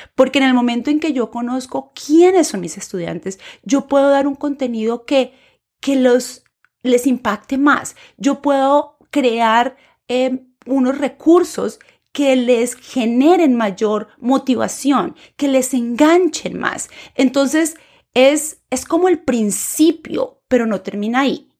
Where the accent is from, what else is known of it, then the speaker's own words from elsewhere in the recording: Colombia; first language Spanish; moved away as an adult; now in United States; profesora de español nacida en Colombia y actualmente viviendo en los Estados Unidos.